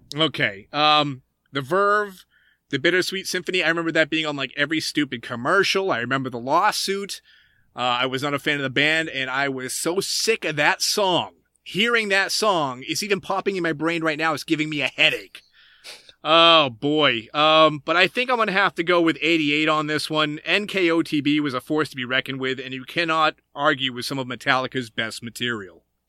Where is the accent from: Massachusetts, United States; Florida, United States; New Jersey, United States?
Massachusetts, United States; growing up in Massachusetts, them being local boys